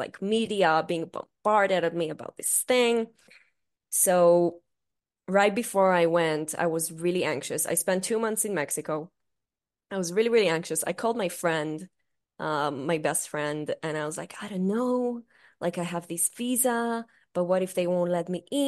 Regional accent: Israel; English is a second language; I'm from Israel

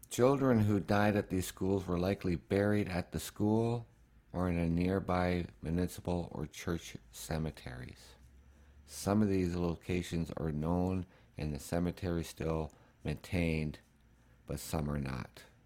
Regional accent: Canada; As a Canadian

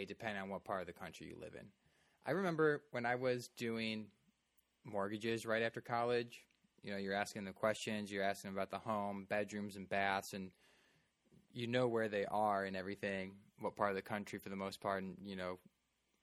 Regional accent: Glen Ellyn, Illinois, United States

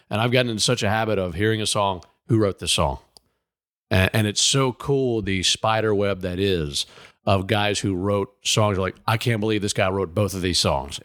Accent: Mississippi, United States; I'm from Mississippi

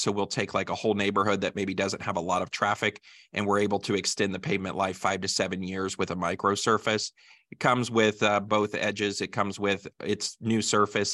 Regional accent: Greensburg, Indiana, United States; Greensburg is my hometown, and as you mentioned, my family's in agriculture here, and so I grew up on a family farm in southern Decatur County

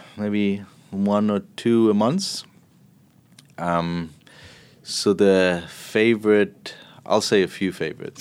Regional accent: Berlin, Germany; moved away; I'm from Berlin

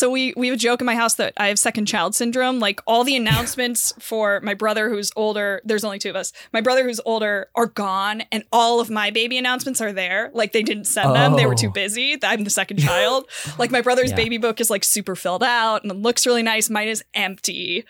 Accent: Santa Barbara, California, United States; Santa Barbara.

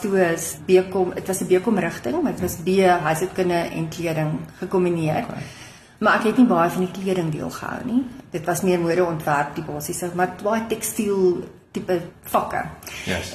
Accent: Groot Marico, North West, South Africa; moved away as an adult; also born or lived in Rustenburg; now in Pretoria, South Africa; ek is gebore in die Noordwes provinsie of die ou Wes-Kaap, Groot Marikoe klein dorpie

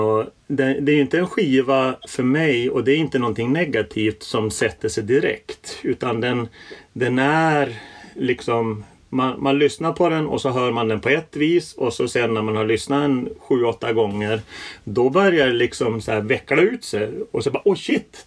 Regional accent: Norrland, Sweden; moved away; Jag, jag växte upp i, i, i Norrland

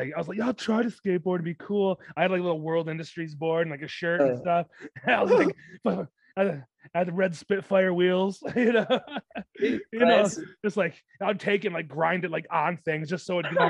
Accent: Detroit, Michigan, United States; I'm from Detroit

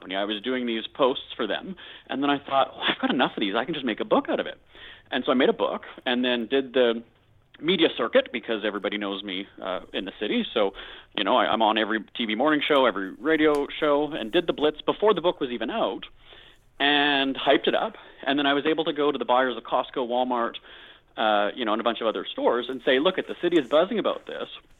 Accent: Winnipeg, Manitoba, Canada; my hometown, Winnipeg, is known as being a cheap city

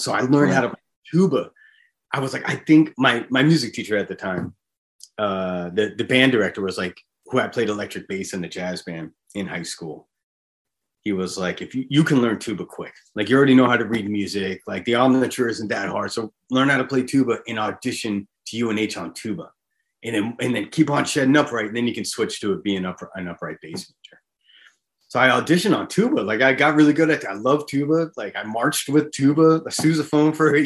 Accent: Hampton Beach, New Hampshire, United States; I grew up on Hampton Beach, New Hampshire.

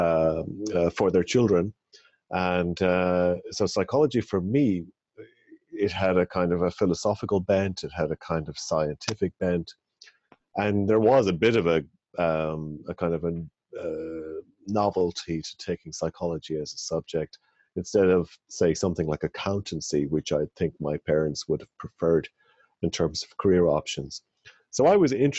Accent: Ireland; So I'm from Ireland, and I was born and raised in Ireland

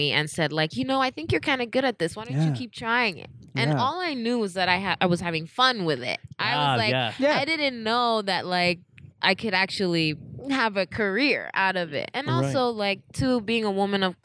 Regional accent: New York, United States; moved away; I'm from New York. Like, I grew up with nothing

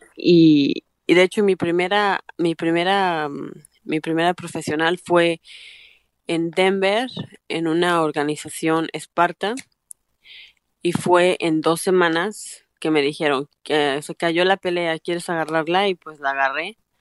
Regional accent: Aguascalientes, Mexico; now in Canada; estaba un poco peligrosa en México, en Aguascalientes

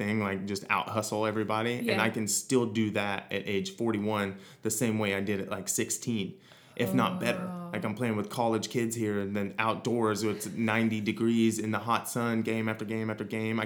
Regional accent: Missouri, United States; moved away as an adult; now in Hawaii, United States; growing up in Missouri

